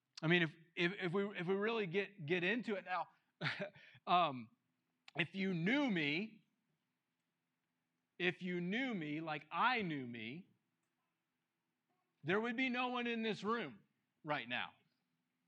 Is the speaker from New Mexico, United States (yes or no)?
yes; New Mexico, United States; the people from New Mexico, we know